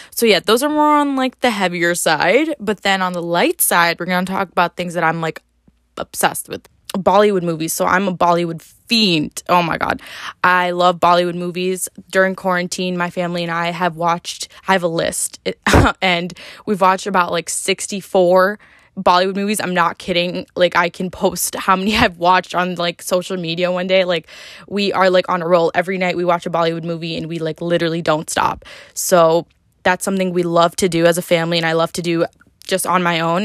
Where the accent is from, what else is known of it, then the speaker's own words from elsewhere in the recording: upstate New York, United States; moved away as an adult; also born or lived in New Jersey; I come from a small town in upstate New York